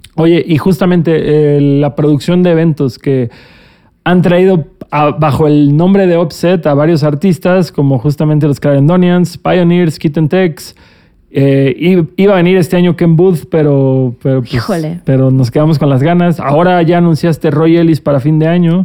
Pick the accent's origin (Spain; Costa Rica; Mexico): Mexico; Cancún, Quintana Roo; Yo que soy de Cancún